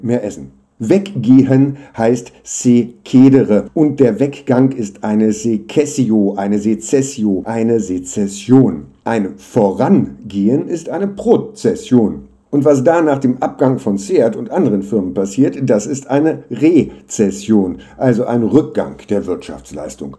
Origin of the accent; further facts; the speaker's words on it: Hanover, Lower Saxony, Germany; moved away; also born or lived in Jena; ich komme aus Hannover